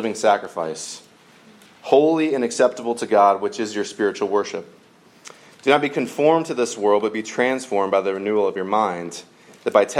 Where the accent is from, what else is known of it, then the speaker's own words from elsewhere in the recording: Georgia, United States; I grew up in Georgia